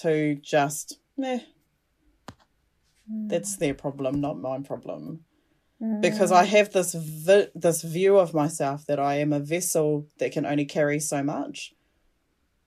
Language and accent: English; Cook Islands; I'm not Māori. I'm from the Cook Islands. Both my parents, my biological parents, are from the Cook Islands